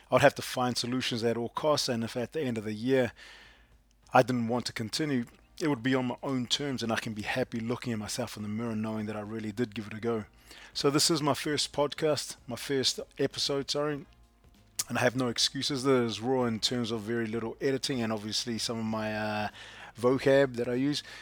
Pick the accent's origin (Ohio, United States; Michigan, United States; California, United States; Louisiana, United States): Ohio, United States; Cleveland; I'm from Cleveland, Cleveland, Ohio.